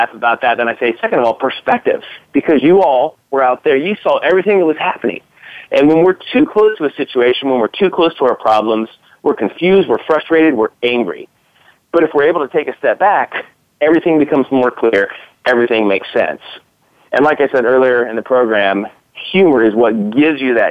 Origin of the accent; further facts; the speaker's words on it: Kansas City, United States; We're from here in Kansas City